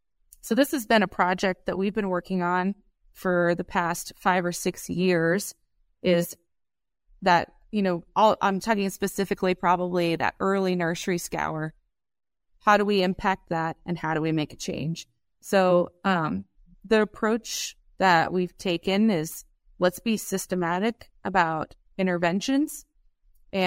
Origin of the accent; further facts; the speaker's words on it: Iowa, United States; now in Columbus, United States; We're based out of Columbus, Nebraska, but I'm originally from Southwest Iowa. So grew up with crop farming and a cow-calf operation.